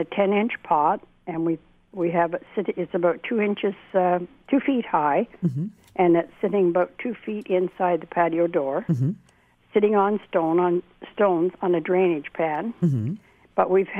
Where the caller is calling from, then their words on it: Port Rowan, Ontario, Canada; We're calling in from Port Rowan, Ontario.